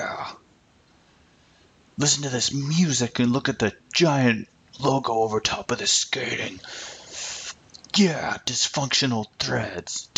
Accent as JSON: {"language": "English", "country": "Canada", "said": "as a Canadian"}